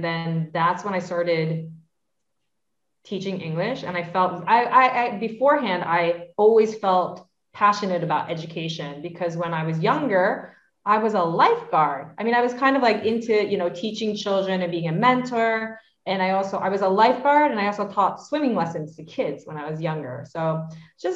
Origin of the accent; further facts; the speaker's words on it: New York, United States; my two brothers and I grew up in New York